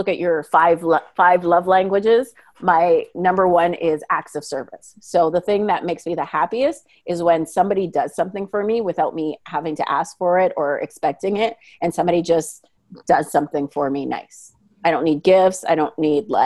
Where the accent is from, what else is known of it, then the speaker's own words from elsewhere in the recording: Manitoba, Canada; I'm from Manitoba.